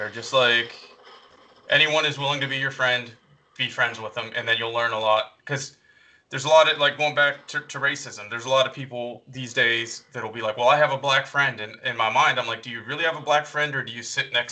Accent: the South, United States; I don't know if the difference is that I'm a couple years older than you, or that I grew up in the South, or it might even be military experience

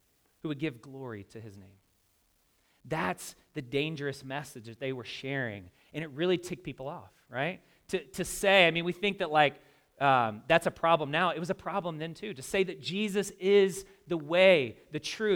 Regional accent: the South, United States; I grew up in the South

